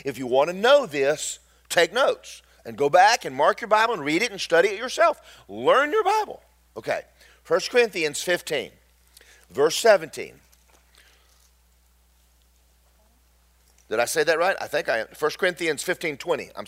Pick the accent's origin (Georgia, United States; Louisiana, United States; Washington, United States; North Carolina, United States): Georgia, United States; I'm from Georgia